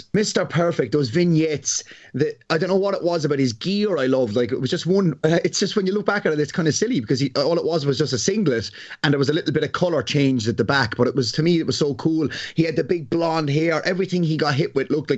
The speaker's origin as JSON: {"language": "English", "country": "Ireland", "said": "as an Irishman"}